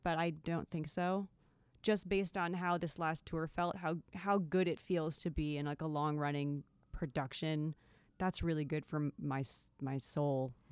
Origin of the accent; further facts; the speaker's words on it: Long Island, New York, United States; I grew up on Long Island